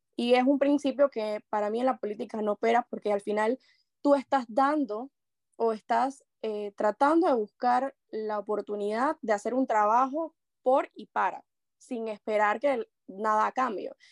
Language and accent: Spanish; La Chorrera, Panamá Oeste, Panama; me considero una panameña chorrera